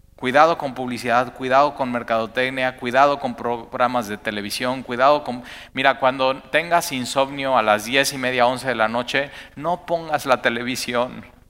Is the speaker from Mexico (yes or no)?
yes; Mexico; como somos los mexicanos